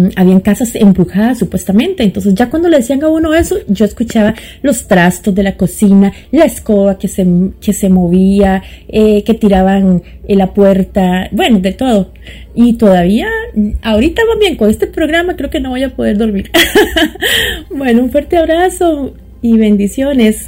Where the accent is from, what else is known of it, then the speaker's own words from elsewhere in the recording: San José, Costa Rica; also born or lived in Toronto, Canada; now in Montreal, Canada; soy de la capital de Costa Rica, San José